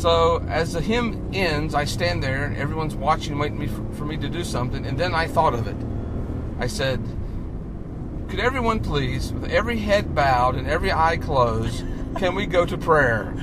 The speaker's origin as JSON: {"language": "English", "region": "North Carolina", "country": "United States", "moved": "yes", "lives_now": "Maine, United States", "said": "I'm originally from North Carolina, uh, but I live in the state of Maine right now"}